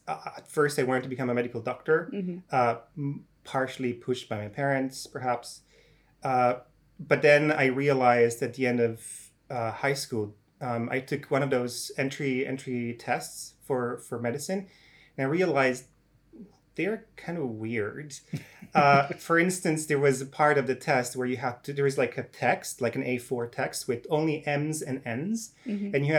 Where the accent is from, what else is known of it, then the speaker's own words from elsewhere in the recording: Italian-speaking part of Switzerland, Italian-speaking Switzerland, Switzerland; moved away as an adult; also born or lived in Zurich, Switzerland / Oxford, United Kingdom; now in Cambridge, United Kingdom; growing up as a kid, I used to watch a program called Super Quark on the Italian television, because I come from the Italian-speaking part of Switzerland